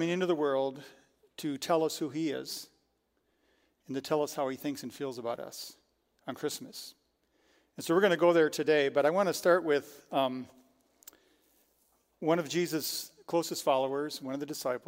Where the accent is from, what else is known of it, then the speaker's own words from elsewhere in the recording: Frankenmuth, Michigan, United States; also born or lived in Detroit area; I grew up in Frankenmuth.